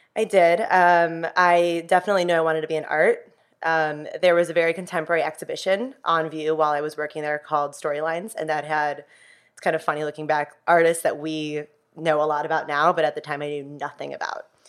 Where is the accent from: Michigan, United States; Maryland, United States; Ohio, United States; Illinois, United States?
Illinois, United States; Chicago; I grew up in the city of Chicago.